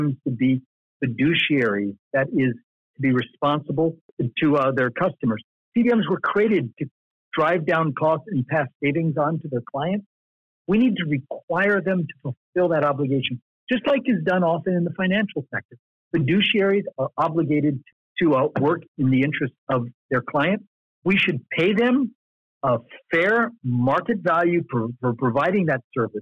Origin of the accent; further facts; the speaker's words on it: Pennsylvania, United States; This is my home state.